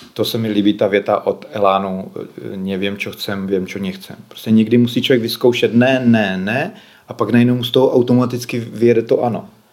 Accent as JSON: {"language": "Czech", "region": "Moravia", "country": "Czechia", "also_born_or_lived": "Bohemia", "moved": "as an adult", "said": "jsem odešel eh, z Moravy byl jsem na vojně"}